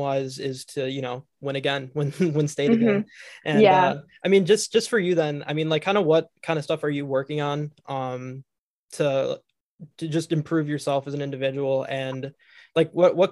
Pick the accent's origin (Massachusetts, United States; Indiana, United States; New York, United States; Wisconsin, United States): Wisconsin, United States; Waukesha; I'm from like the Milwaukee area. I'm from Waukesha.